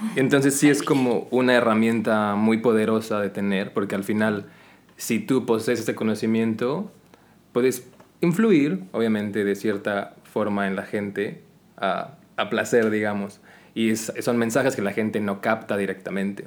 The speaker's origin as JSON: {"language": "Spanish", "country": "Mexico", "moved": "yes", "lives_now": "Qatar", "said": "llegas aquí como latino, como mexicano específicamente"}